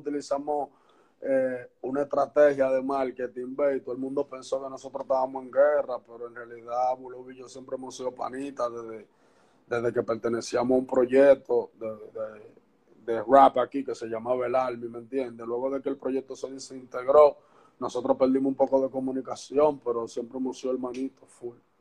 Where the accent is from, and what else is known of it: Santo Domingo Este, Distrito Nacional, Dominican Republic